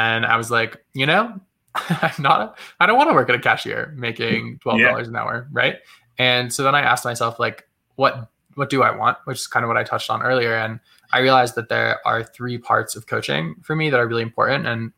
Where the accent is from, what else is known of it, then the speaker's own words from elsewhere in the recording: Massachusetts, United States; I grew up in Massachusetts and in a small town, super out of the way, very rural. And I was just in the woods all the time.